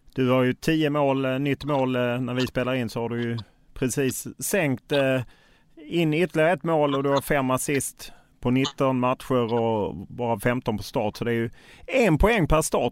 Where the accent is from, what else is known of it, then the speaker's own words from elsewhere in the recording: Lund, Skåne, Sweden; Jag är själv från Lund